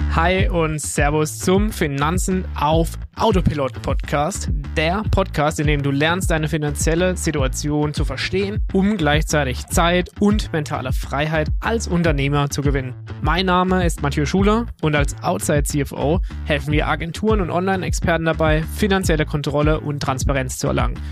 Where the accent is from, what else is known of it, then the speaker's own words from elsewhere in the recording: Germany; wir sind aus Deutschland